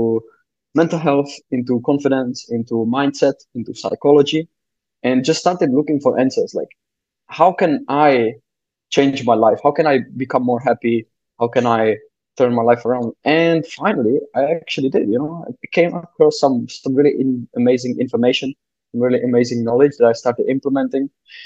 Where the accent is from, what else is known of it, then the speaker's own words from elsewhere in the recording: Czechia; moved away; I'm from the Czech Republic originally.